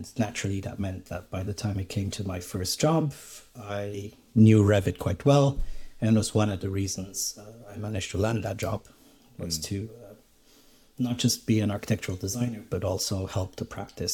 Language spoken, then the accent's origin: English; Romania; moved away as an adult; I was born in Romania and I grew up there and did my high school education there